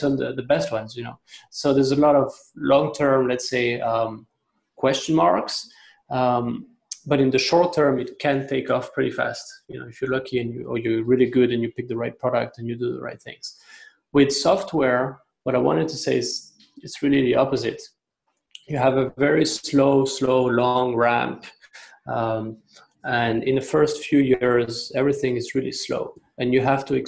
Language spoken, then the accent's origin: English; France; moved away as an adult; also born or lived in China; now in Hong Kong; I'm originally from France. I've been in Hong Kong and China for 12 years, going on to 13 years.